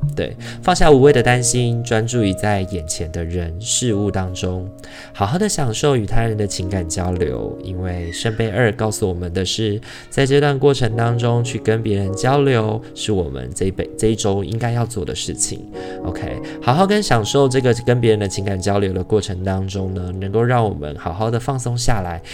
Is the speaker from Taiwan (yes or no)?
yes; Taiwan; 农历年对于我们台湾人来说也是一个很重要的节庆